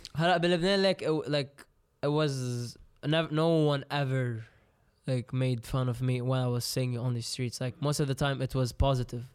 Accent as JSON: {"language": "English", "country": "Lebanon", "said": "Lebanon, I got to learn English, French"}